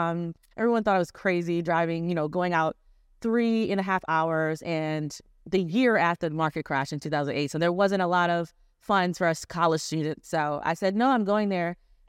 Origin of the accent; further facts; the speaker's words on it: Baltimore County, Maryland, United States; moved away as an adult; now in Philadelphia, United States; Baltimore County.